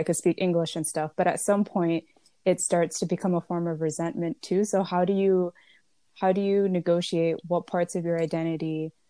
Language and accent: English; United States; growing up as an American Muslim